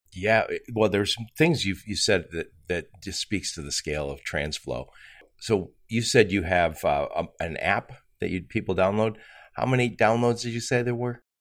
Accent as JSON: {"language": "English", "town": "Dearborn", "region": "Michigan", "country": "United States", "said": "I'm from Dearborn"}